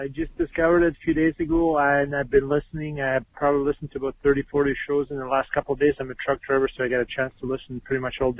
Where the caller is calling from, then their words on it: Winnipeg, Manitoba, Canada; I'm calling you from Winnipeg, Canada.